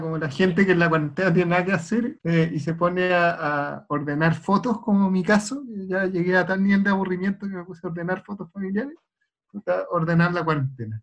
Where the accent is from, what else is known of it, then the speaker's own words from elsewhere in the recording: Chile; los chilenos hablamos muy mala ¿eh? en comparación con nuestros pares latinoamericanos